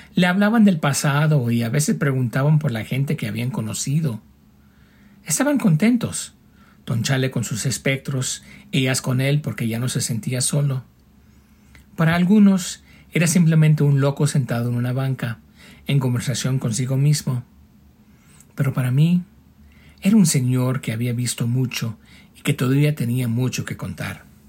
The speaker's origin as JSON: {"language": "Spanish", "region": "northern California", "country": "United States", "moved": "yes", "lives_now": "Albuquerque, United States", "said": "Originalmente del norte de California, vivo ahora en Albuquerque"}